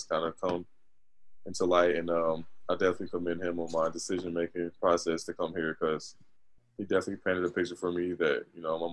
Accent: Virginia, United States; also born or lived in North New Jersey; I think I was eight when I moved to Virginia

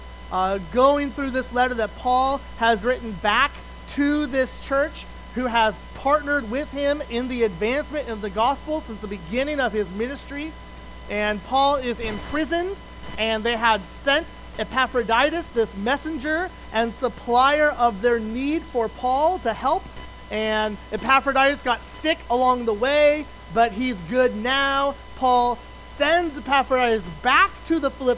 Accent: Wyoming, United States; moved away as an adult; also born or lived in Colorado / Kentucky / Ontario; now in Ohio, United States; I grew up in Wyoming

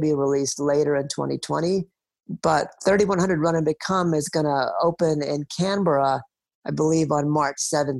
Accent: India; my own country, India

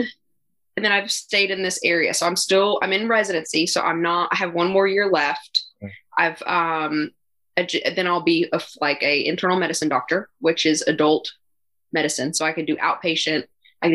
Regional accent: Western Kentucky, United States; moved away; also born or lived in Nashville, Tennessee / Eastern Tennessee; I grew up in Western Kentucky

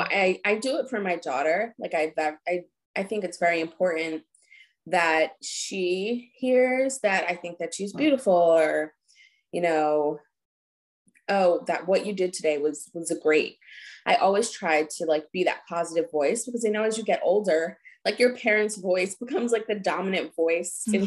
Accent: New Jersey, United States; now in Philadelphia, United States; we grew up in New Jersey

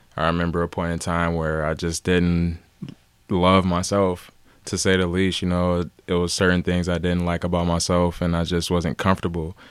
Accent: Cleveland, Ohio, United States; also born or lived in Los Angeles; I'm from Cleveland, born and raised

